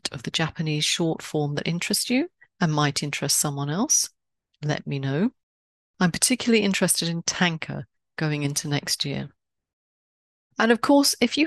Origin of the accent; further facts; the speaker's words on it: London, United Kingdom; moved away; I grew up in a time when my London street knew its bobby